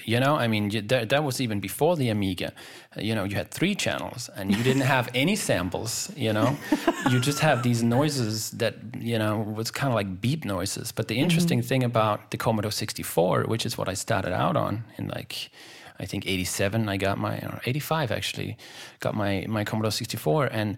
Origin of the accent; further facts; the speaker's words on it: Denmark; I'm from Denmark.